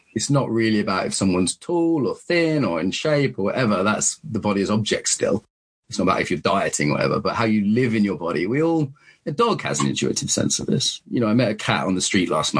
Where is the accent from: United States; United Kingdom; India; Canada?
United Kingdom; Soham, East of England; I grew up in Soham